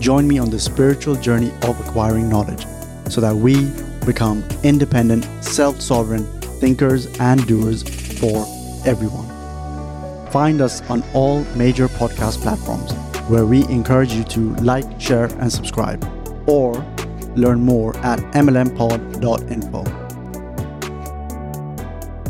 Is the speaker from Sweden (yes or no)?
yes; Sweden; also born or lived in India; I was born in India, and, uh, then we migrated to Sweden at the eight, when I was six years old, and that's really where I grew up